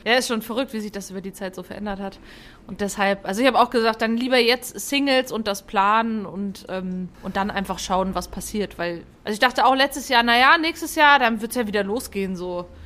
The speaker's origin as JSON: {"language": "German", "town": "Fulda", "region": "Hesse", "country": "Germany", "said": "ich komme ja aus Fulda"}